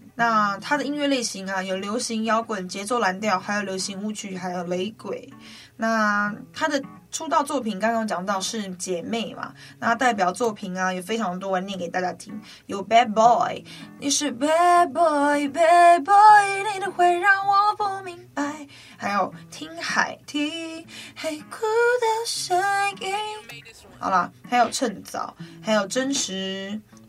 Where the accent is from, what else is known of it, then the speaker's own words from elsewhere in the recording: Guanshan, Taitung County, Taiwan; 我是来自台东关山德高杂谷饭部落的阿美族